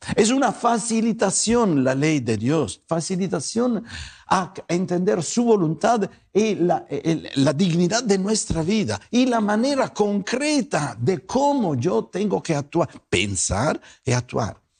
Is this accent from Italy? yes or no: yes; Italy; also born or lived in Guadalajara, Mexico; now in North Hollywood, United States; no me pregunten de dónde vengo, mi apellido me traiciona, Soy italiano, pero soy italiano tapatío.